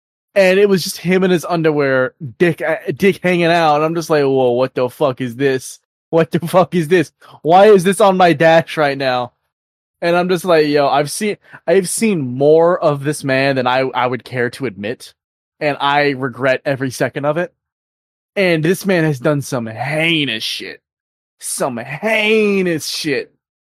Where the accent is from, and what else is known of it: United States